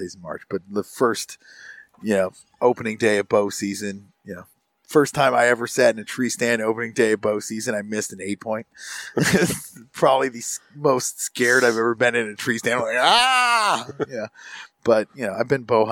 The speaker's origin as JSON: {"language": "English", "town": "McBain", "region": "Michigan", "country": "United States", "tie": "born or raised there", "said": "where I grew up, predominantly dairy farms in like the area of the county I grew up. I grew up in, it's Misaukee County. I say I grew up in McBain"}